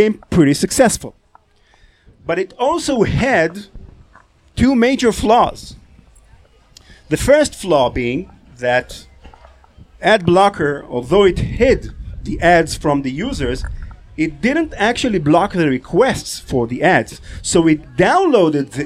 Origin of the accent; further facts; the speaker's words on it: Israel; I'm from Israel.